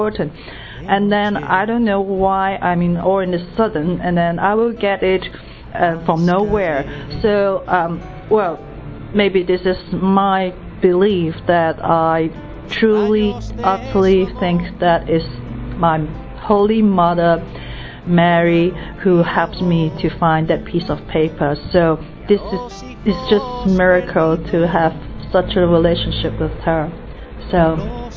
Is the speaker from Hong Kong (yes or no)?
yes; Hong Kong; I come from Hong Kong